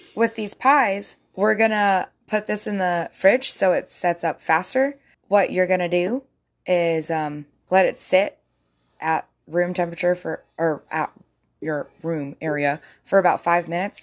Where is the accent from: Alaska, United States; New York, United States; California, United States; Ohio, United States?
Alaska, United States; growing up in Alaska